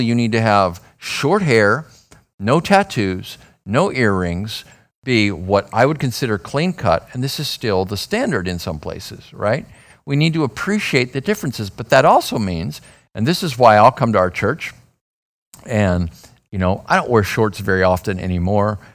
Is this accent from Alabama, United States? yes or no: no; Phoenix, Arizona, United States; I'm from Phoenix.